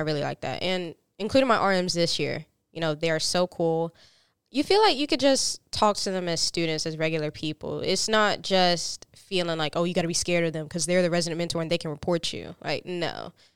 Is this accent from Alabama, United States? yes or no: no; Fountain Inn, South Carolina, United States; I'm from a small town called Fountain Inn, South Carolina